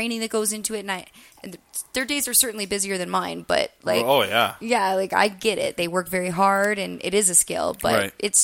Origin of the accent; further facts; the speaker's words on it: Midwest, United States; moved away; also born or lived in Prescott, Arizona; as a Midwesterner